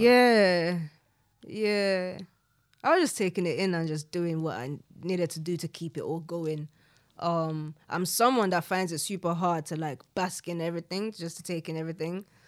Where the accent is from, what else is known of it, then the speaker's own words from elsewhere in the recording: London, United Kingdom; growing up in South London